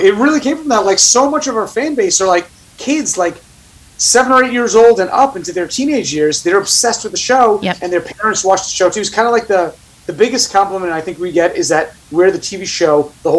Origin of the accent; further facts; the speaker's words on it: Staten Island, New York, United States; accent: Staten Island; And secondly, it got rid of my Staten Island accent, which I appreciated.